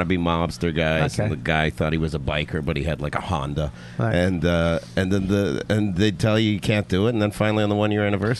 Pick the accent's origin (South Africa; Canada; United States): Canada; Yeah, I'm from Canada.